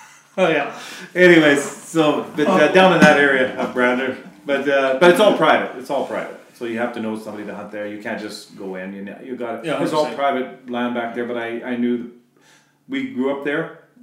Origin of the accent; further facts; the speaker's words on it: Bradner, United States; So we all hunted. And we grew up in Bradner, and hunting was, like we had a dairy farm